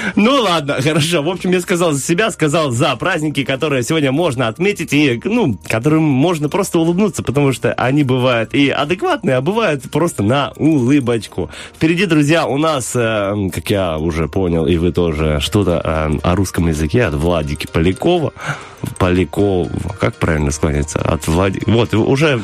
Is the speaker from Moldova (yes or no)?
yes; Sloboda, Moldova; я вырос в Слободе, заканчивал молдавскую школу